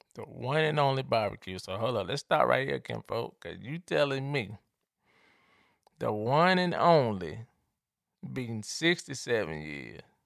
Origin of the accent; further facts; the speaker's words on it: Atlanta, Georgia, United States; I grew up in Atlanta